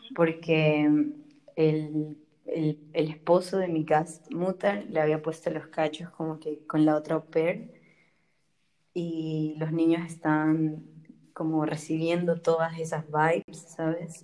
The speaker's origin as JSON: {"language": "Spanish", "country": "Ecuador", "also_born_or_lived": "Germany", "moved": "as an adult", "lives_now": "Marburg, Germany", "said": "vengo de Ecuador, tengo 22 años y estudio biología en Marburg y vivo en Alemania ya hace cuatro años"}